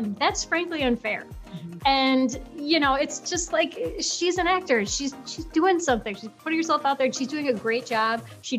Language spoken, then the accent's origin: English; Midwest, United States; I'm also from the Midwest